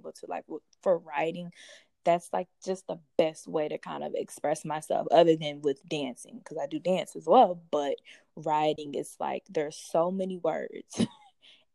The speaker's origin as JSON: {"language": "English", "town": "Baton Rouge", "region": "Louisiana", "country": "United States", "also_born_or_lived": "Atlanta, Georgia", "moved": "yes", "lives_now": "Albany, United States", "said": "I'm originally from Baton Rouge, Louisiana, then moved to Atlanta, Georgia"}